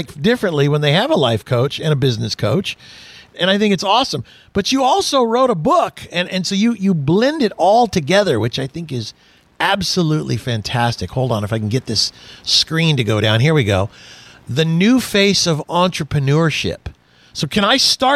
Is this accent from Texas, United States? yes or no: yes; Houston, Texas, United States; I was born in Houston.